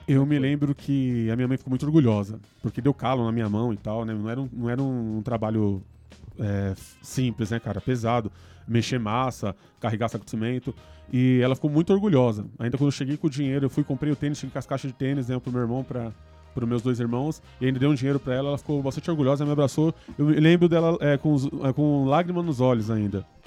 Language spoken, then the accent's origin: Portuguese; São Paulo, Brazil; also born or lived in Vila Carrão, São Paulo; Fui para muito novo, muito novo para periferia, para cidade de Tiradentes. Né? Fomos, nos mudamos para lá e tal. Um lugar, o extremo leste, longe de, de tudo, do centro e tal. Bom, cresci lá